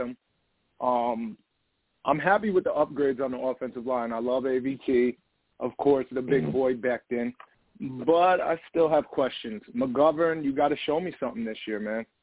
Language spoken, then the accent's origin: English; Poughkeepsie, New York, United States; I'm from New uh, New York, Poughkeepsie area, upstate.